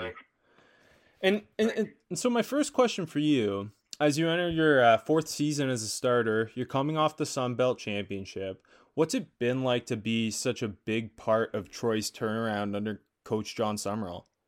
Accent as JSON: {"language": "English", "country": "Canada", "said": "I'm Canadian"}